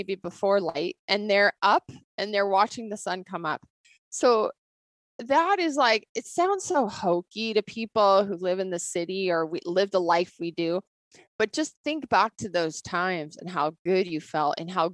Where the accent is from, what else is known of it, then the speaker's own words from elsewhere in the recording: Bozeman, Montana, United States; I grew up here in Bozeman.